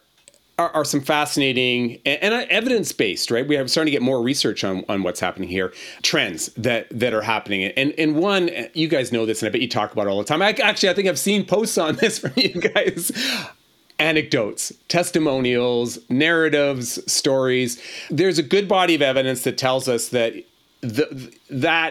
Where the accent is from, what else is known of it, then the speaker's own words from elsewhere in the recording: Boston, Massachusetts, United States; moved away; I'm actually originally from Boston